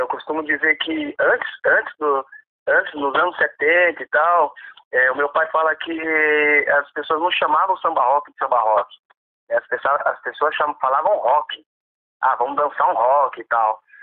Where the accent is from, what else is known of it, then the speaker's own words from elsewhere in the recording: São Paulo, Brazil; eu sou da Zona Oeste, então toda a cena da Zona Oeste eu tô por dentro